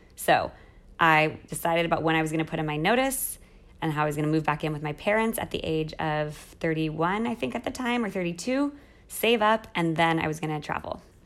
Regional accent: United States; moved away as an adult; also born or lived in Mexico City, Mexico; now in Rome, Italy; as an American

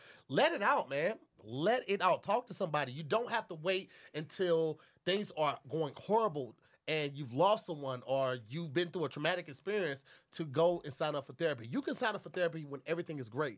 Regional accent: Midwest, United States; now in West Coast, United States; I'm from the Midwest

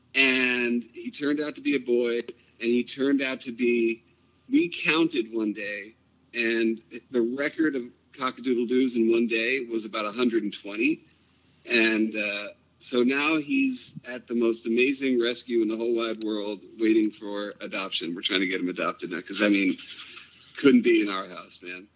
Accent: New York City, New York, United States; moved away as an adult; now in Los Angeles, United States; I grew up in New York

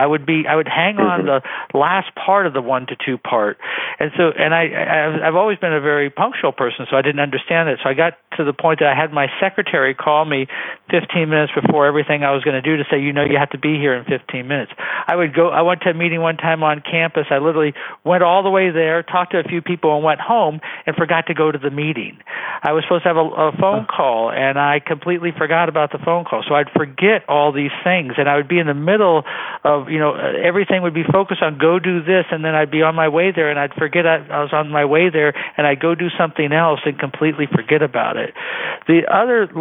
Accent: Bay Area, California, United States; I grew up in the Bay Area

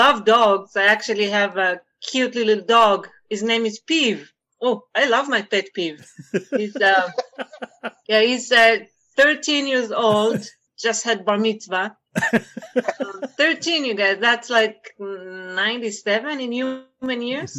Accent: Israel; English is a second language; moved away as an adult; also born or lived in France; now in United States; I'm from Israel. I'm actually mixed Israeli French

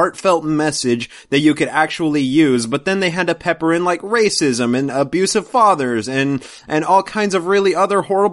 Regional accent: Salt Lake City, Utah, United States; Born and raised in Salt Lake City. Well, just north of it

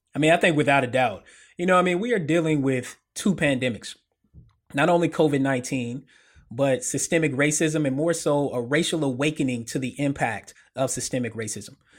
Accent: Murfreesboro, Tennessee, United States; moved away; also born or lived in Memphis; I'm a Tennes-, native Tennessean, born and bred

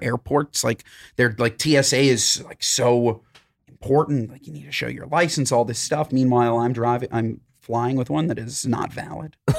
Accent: New York, United States; I'm from New York

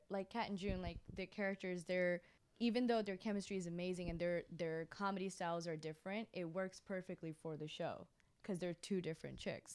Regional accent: Florida, United States; also born or lived in India; I was born in Florida

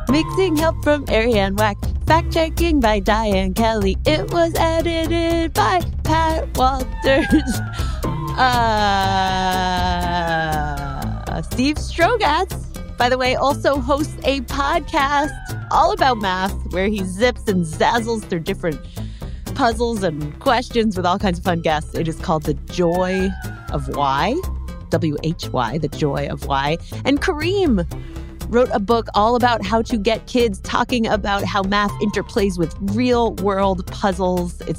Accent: India; from India.

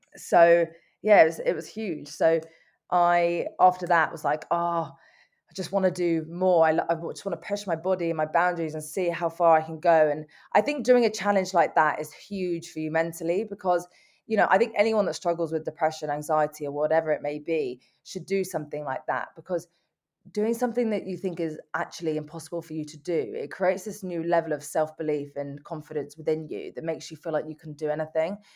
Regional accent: London, United Kingdom; I'm from North London and I'm twenty-six years old

